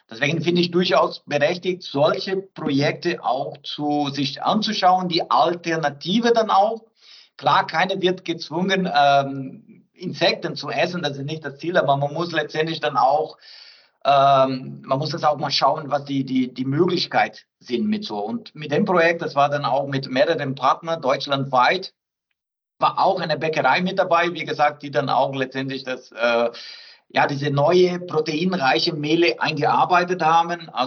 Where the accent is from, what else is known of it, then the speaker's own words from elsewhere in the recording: South Brazil, Brazil; German is a second language; Ich bin Brasilianer, ich komme aus Südbrasilien, ich bevorzuge natürlich einen Rindersteak